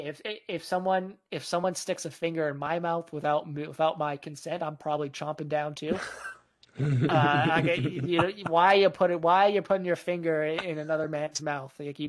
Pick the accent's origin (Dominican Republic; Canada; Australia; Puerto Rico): Canada; Vancouver, British Columbia